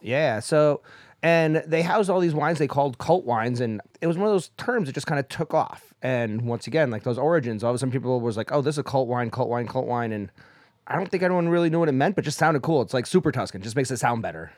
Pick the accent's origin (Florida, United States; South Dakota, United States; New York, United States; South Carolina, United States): New York, United States; upstate; We had a seafood restaurant in my hometown that was run by a cult.